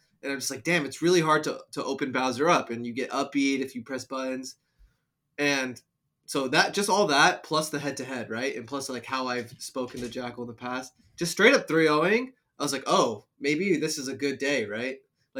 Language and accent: English; New Jersey, United States; I'm from Jersey